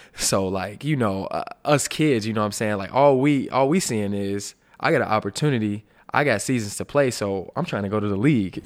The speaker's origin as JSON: {"language": "English", "region": "Alabama", "country": "United States", "tie": "born or raised there", "said": "my hometown place of birth, Sweet Home, Alabama"}